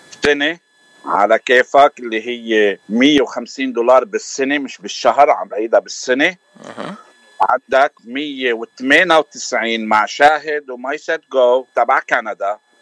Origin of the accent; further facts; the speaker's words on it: Lebanon; now in New Jersey, United States; انا صار لي من سنه 86 ومن لبنان